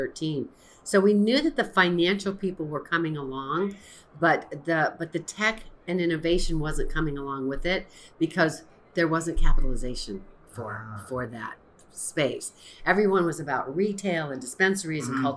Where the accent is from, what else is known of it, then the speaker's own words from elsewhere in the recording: Florida, United States; also born or lived in New Orleans, Louisiana; I was raised in the space program in Florida.